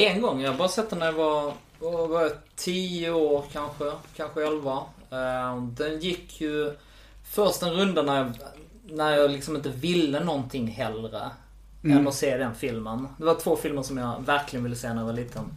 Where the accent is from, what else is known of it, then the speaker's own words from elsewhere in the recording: Malmö, Skåne, Sweden; Jag är född i Malmö